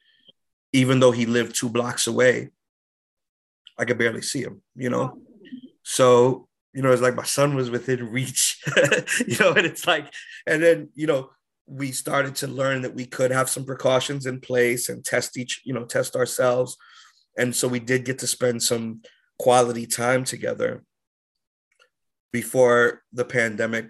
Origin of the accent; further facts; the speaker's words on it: New York City, New York, United States; moved away as an adult; also born or lived in Inwood, Manhattan / Deerfield Academy; growing up in the Bronx